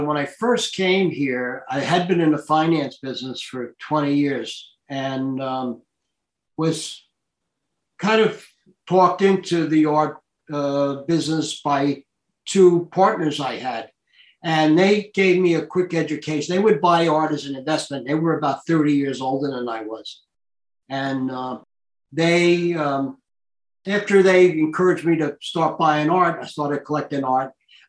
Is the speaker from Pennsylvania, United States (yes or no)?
no; Hicksville, New York, United States; also born or lived in Italy / Germany / France; I grew up in Hicksville, but my father was a military guy. And this is the way I got into art. I lived in Europe until I was 16 years old. I lived in Italy, Germany. I lived in France.